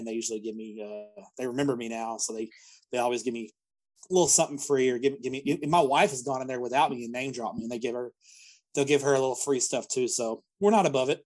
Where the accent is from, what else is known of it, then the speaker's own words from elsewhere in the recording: Fort Worth, Texas, United States; I was from Fort Worth